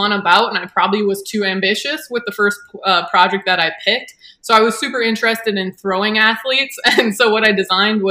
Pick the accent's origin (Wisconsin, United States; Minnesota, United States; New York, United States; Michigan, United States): Wisconsin, United States; West Bend; also born or lived in Cleveland; So I grew up in West Bend, Wisconsin. I've kind of born and raised here